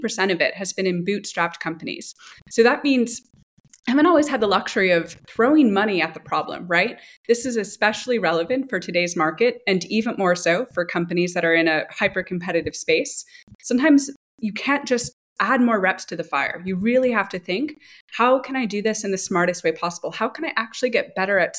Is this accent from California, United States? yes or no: no; New York City, New York, United States; moved away as an adult; also born or lived in San Francisco Bay Area; now in Berlin, Germany; I grew up in New York City and also spent some time in the Bay Area before moving over